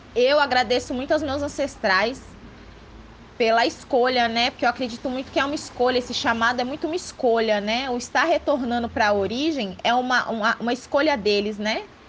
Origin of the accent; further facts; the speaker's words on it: Ilhéus, Bahia, Brazil; eu sou de Léus, da Bahia